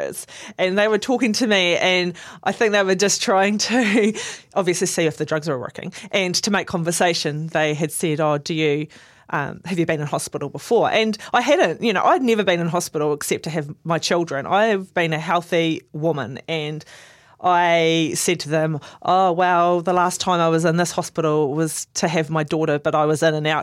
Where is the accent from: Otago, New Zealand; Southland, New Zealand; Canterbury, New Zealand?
Southland, New Zealand; I'm from Southland